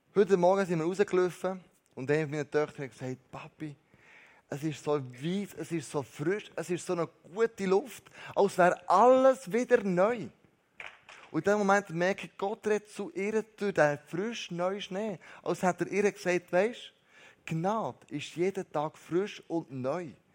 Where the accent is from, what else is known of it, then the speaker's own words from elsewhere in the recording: Switzerland; wir Schweizer